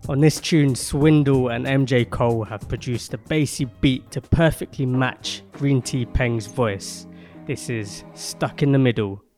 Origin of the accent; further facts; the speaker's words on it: London, United Kingdom; I grew up in Peckham and the gentrification of Peckham.